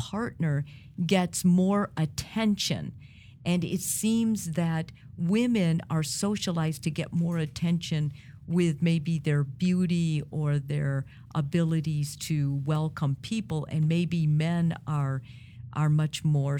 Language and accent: English; Italy